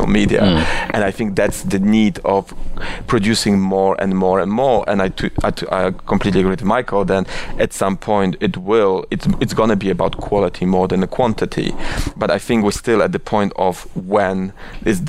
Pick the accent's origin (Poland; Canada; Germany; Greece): Poland; Oświęcim, Lesser Poland; moved away as an adult; also born or lived in Warsaw, Poland / London, United Kingdom / India; now in New York, United States; I was born in Oświęcim, which is a quite controversial city to be born with. But I was born there, and I was there. I was living there till I was 18, and then I moved to Warsaw to university